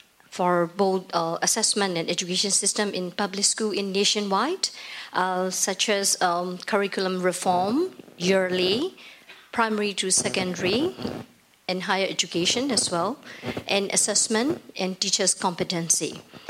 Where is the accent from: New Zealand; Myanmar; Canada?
Myanmar; from Myanmar.